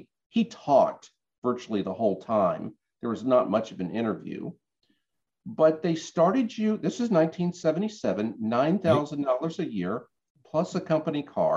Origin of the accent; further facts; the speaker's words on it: Norfolk, Virginia, United States; moved away as an adult; also born or lived in Washington, D.C.; I grew up in Norfolk. I was a Navy brat